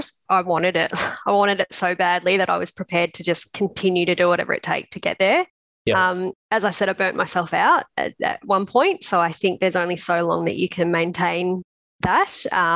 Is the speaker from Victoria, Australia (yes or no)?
yes; Melbourne, Victoria, Australia; also born or lived in Canberra; I'm actually from Melbourne originally. So I moved over to Canberra for 3 years to do the PhD.